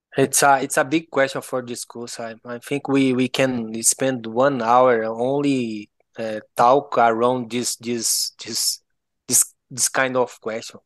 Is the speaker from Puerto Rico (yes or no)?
no; Goiás, Brazil; accent: Goiano; English is a second language; I'm from Goiás, uh, I, I was born in Brazil, My my family is from Goiás